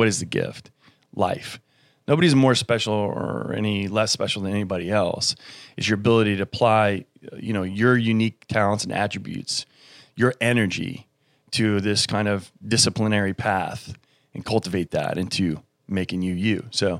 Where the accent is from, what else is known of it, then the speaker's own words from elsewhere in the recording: Germany; born there; my father was military. He was a pilot. I was born in Germany, and my mother was English.